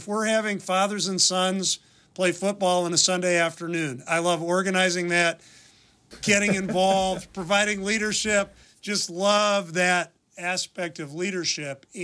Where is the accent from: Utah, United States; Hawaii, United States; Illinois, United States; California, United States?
Illinois, United States; Wheaton; moved away as an adult; also born or lived in Philadelphia; I grew up in Wheaton, Illinois